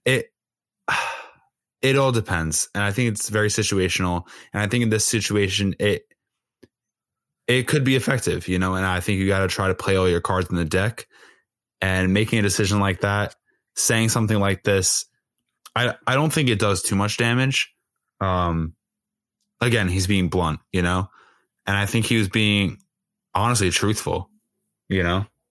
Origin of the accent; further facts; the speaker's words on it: Long Island, New York, United States; I'm literally from Long Island